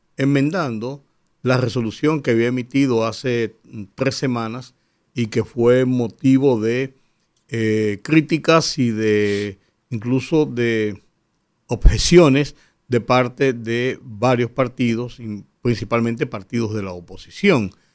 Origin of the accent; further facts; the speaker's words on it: Dominican Republic; como dominicanos